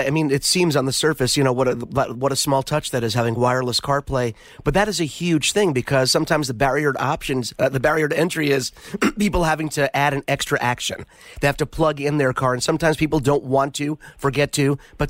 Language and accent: English; New York City, New York, United States; Growing up in New York City, parallel parking was such a great, you know, source of pride, Matt.